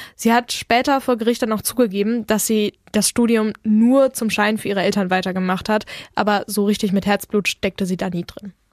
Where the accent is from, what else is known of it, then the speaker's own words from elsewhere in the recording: Bergkamen, North Rhine-Westphalia, Germany; wir sind aus Bergkamen